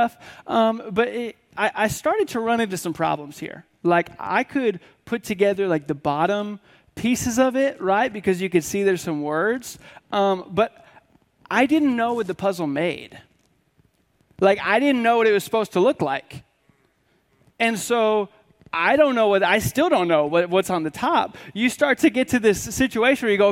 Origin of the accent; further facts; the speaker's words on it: Washington, United States; now in Tennessee, United States; I grew up in Washington State, which is pretty much on the opposite side of the country. And so you have us here in Tennessee